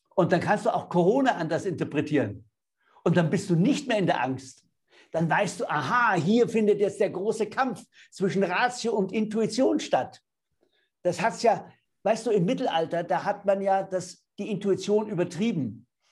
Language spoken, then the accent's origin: German; Bavaria, Germany; ich bin Bayer.